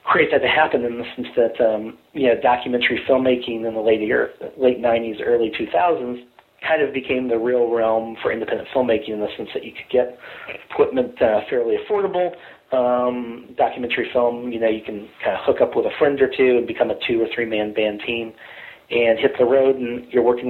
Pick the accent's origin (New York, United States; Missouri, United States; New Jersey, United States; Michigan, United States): Missouri, United States; Kansas City; moved away as an adult; also born or lived in Los Angeles; I grew up in Kansas City, Missouri, and I came up to Los Angeles to go to school at USC.